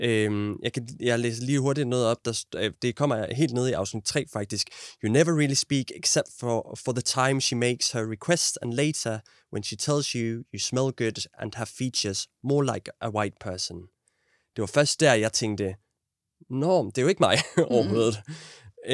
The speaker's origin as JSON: {"language": "Danish", "country": "Denmark", "said": "vi er nogle blege danskere"}